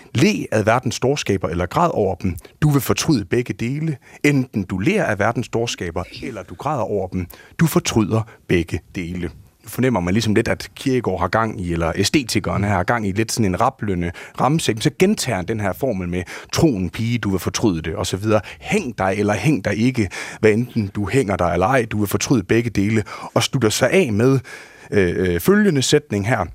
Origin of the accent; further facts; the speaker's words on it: Herning, Central Denmark Region, Denmark; also born or lived in Aarhus; jeg gik på en øh, friskole i Herning, hvor jeg kommer fra